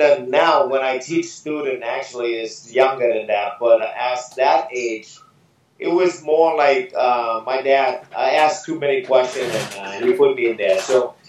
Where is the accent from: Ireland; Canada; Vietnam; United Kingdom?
Vietnam; now in Boston, United States; So I'm from Vietnam.